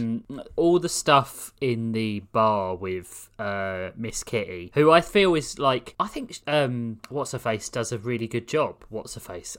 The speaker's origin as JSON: {"language": "English", "region": "London", "country": "United Kingdom", "tie": "born or raised there", "accent": "southeast London", "said": "I was born in Greenwich in the southeast"}